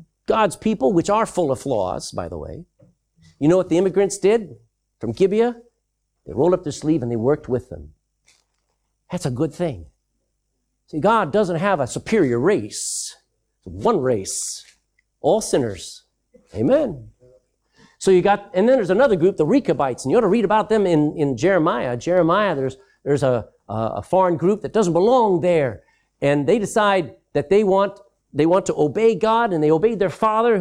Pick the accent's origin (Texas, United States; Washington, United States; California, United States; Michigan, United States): Texas, United States; moved away as an adult; I'm from Texas. That's my country.